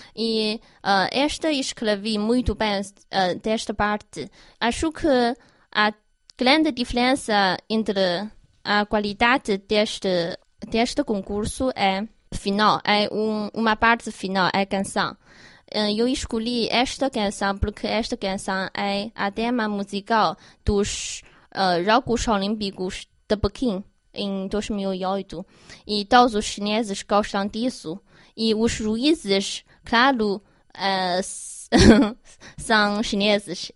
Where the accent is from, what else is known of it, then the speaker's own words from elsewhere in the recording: Harbin, Heilongjiang, China; Portuguese is a second language; moved away; na minha terra natal, em Harbin